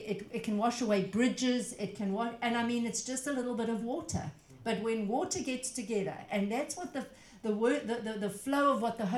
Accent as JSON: {"language": "English", "country": "South Africa", "said": "I come from South Africa"}